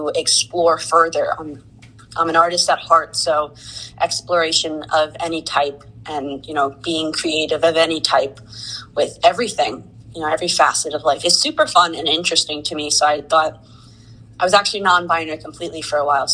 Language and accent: English; Jackson, New Jersey, United States; I'm from a small town in New Jersey called Jackson